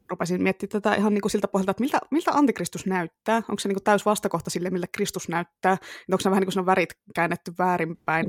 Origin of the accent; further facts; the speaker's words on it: Tampere, Pirkanmaa, Finland; accent: Tampere dialect (Tampereen murre); moved away; siitä on niin kauan aikaa, kun mä muutin pois Tampereelta, mutta kyllä se vielä tulee sieltä